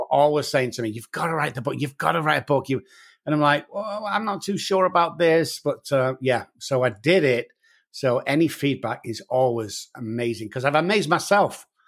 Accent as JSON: {"language": "English", "town": "Manchester", "region": "North West England", "country": "United Kingdom", "moved": "as an adult", "lives_now": "San Antonio, United States", "said": "as you can tell from my accent, guys, I'm from Manchester in the United Kingdom, and I've been over here for about fourteen years"}